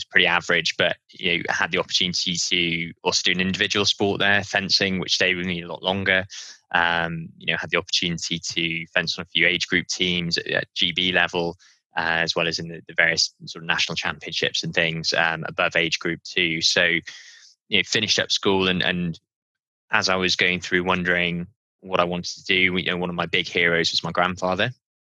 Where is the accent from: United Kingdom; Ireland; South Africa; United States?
United Kingdom; Newcastle upon Tyne, North East England; I grew up north in Newcastle